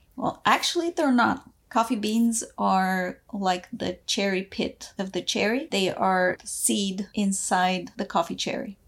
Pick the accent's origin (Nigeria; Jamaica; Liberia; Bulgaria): Bulgaria; moved away; also born or lived in former Yugoslavia; When I was growing up, I was born in Bulgaria, and my formative years were split between Bulgaria and former Yugoslavia.